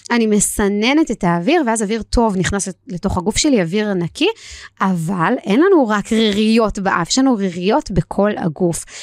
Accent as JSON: {"language": "Hebrew", "country": "Israel", "tie": "born or raised there", "said": "ואני גדלתי ביישוב ליד ירושלים, יישוב מאוד מאוד קר, יש לציין"}